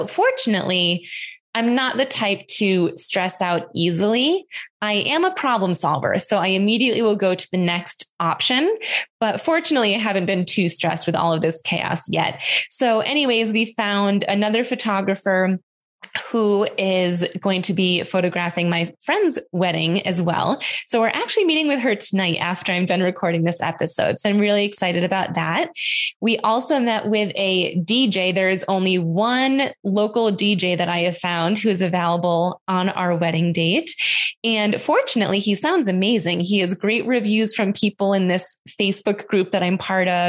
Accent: Western New York, United States; I grew up in Western New York on a farm.

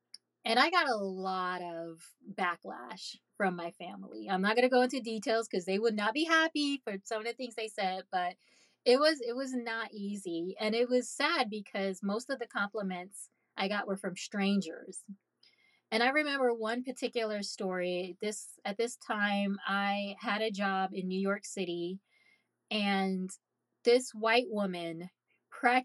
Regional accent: Haiti; moved away; I'm Caribbean. I'm from Haiti.

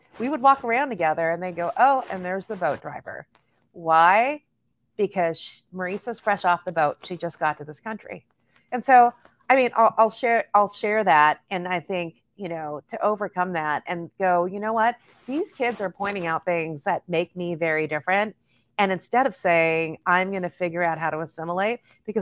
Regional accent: Los Angeles, California, United States; born and raised in East

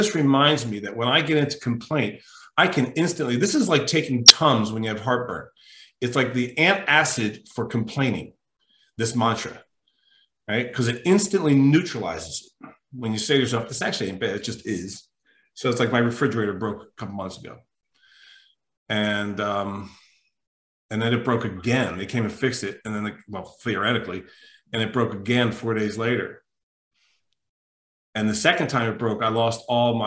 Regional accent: New Jersey, United States; moved away; I'm from Jersey. I'm from South Jersey originally

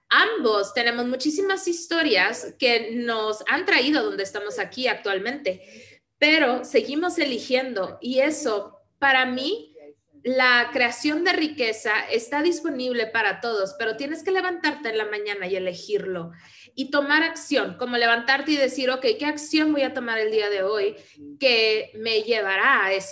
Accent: Vienna, Austria; Spanish is a second language; esto lo veo donde yo crecí, porque soy de Viena, de Austria, de un país socialista, como todo Europa

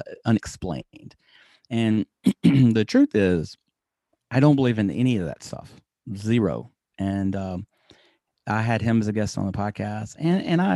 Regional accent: United States; I'm American.

